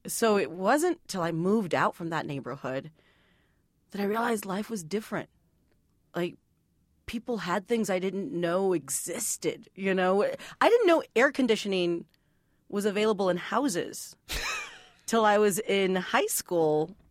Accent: San Juan, Texas, United States; I grew up in a, a little town called San Juan, Texas

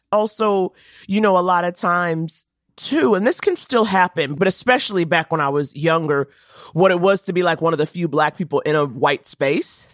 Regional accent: New York City, New York, United States; I grew up in Harlem

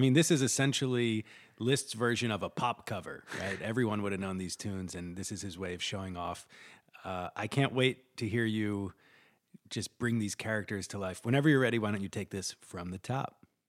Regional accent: United States; Growing up in America, I always thought of Boy Scouts and Girl Scouts as being so American

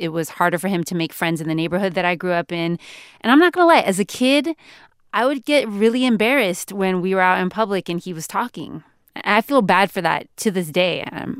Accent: California, United States; I'm from California, so I'm especially conscious of the way I talk so that I don't sound like I'm a valley girl

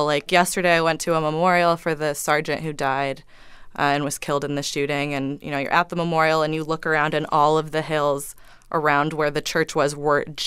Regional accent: Thousand Oaks, California, United States; moved away as an adult; now in Los Angeles, United States; I'm from Thousand Oaks

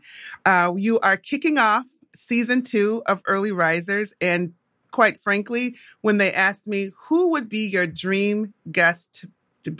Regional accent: Minnesota, United States; I'm an African-American woman born and raised in Minnesota

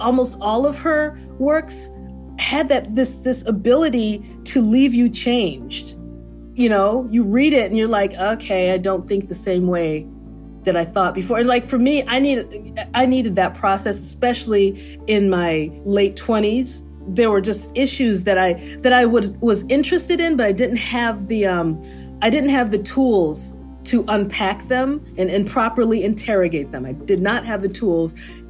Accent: United States; for me, being Nigerian American, I think that I come at it with a point of view that I think suits the character.

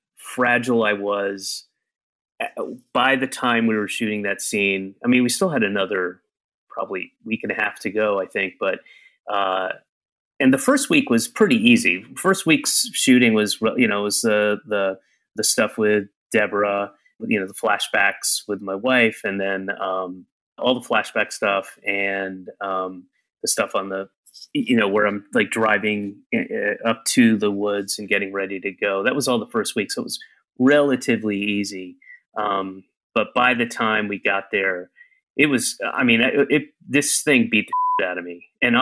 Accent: Atlanta, Georgia, United States; also born or lived in Florida / Connecticut / New York; We moved constantly. I was born in Atlanta. I moved a year later, and I moved almost every year until I was 9 and a half and moved back to Georgia, but lived in Florida in 3 different places, lived in Connecticut in 2 places, lived in New York for 3 places before going back to Georgia.

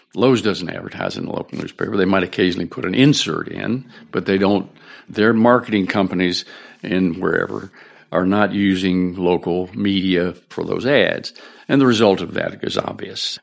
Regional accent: Shenandoah Valley, Virginia, United States; moved away as an adult; this is my hometown. And, uh, when, when I was born here

